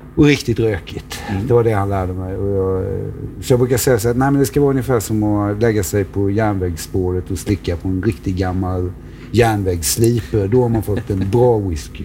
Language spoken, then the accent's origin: Swedish; Eksjö, Jönköping County, Sweden; moved away; also born or lived in near Stockholm; Då börjar vi ner i Småland där jag växte upp i Eksjö